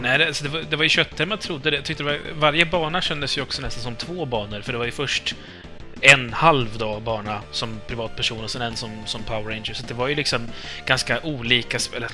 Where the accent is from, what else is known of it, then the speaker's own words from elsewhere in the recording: Uppsala, Uppsala County, Sweden; jag kommer från Uppsala